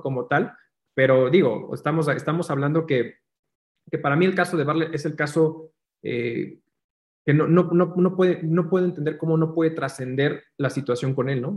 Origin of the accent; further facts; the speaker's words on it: Mexico; como mexicanos